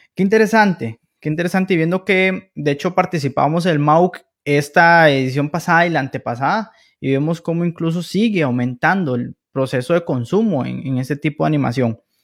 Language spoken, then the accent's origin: Spanish; Costa Rica; Como buenos costarricenses